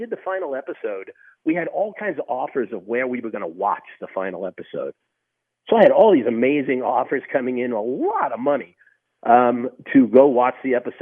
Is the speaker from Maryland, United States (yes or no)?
no; New York, United States; I was born and raised in New York